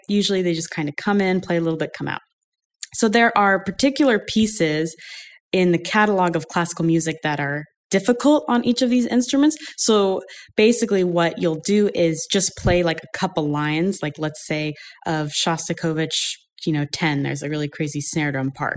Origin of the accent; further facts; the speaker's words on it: Ashland, Oregon, United States; I grew up in Southern Oregon, Ashland, Oregon.